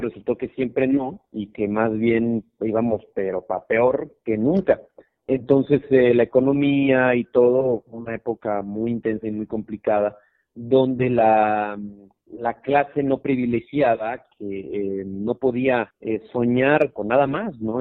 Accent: Mexico

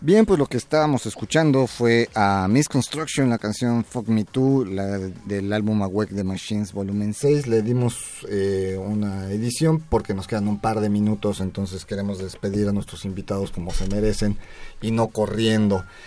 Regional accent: Mexico; como mexicanos

